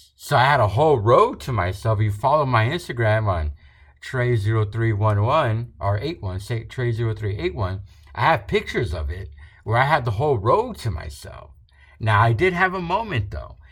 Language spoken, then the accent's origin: English; Rio Grande Valley, Texas, United States; where we're from, we're from the Rio Grande Valley, very south border of Texas